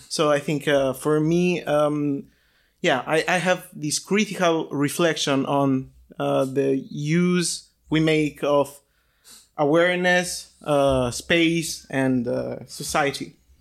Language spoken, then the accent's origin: English; Tuscany, Italy; moved away as an adult; I come from Italy, uh, from a, a countryside of a small town. in Tuscany